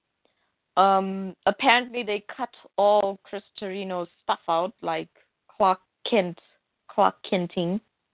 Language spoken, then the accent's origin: English; South Africa; I'm from South Africa